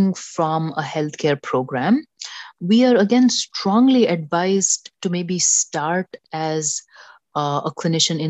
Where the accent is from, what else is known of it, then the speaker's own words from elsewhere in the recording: Mumbai, Maharashtra, India; moved away as an adult; now in New York, United States; I grew up in Mumbai